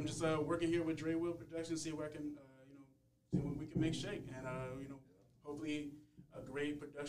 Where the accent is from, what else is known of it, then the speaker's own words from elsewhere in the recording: North Chicago, Illinois, United States; moved away as an adult; now in Cincinnati, United States; I'm originally from the Chicagoland area, from North Chicago specifically, and I went to school. You know, real life hit for a little bit, but I came out to Cincinnati for a new opportunity